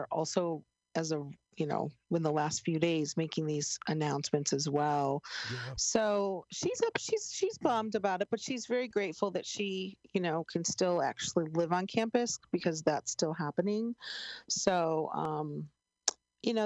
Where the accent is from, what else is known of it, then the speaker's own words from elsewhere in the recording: Chicago, Illinois, United States; I'm from Chicago